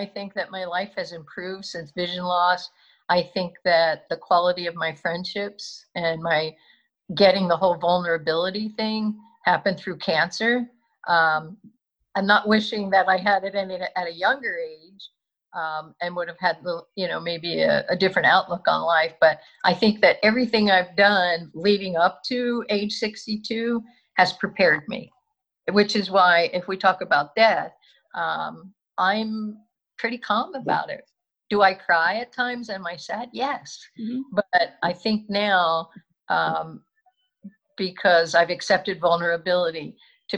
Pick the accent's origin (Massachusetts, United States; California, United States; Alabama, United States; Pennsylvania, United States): Pennsylvania, United States; Philadelphia; I'm from the Northeast. I went to Archbishop Ryan. I went to college locally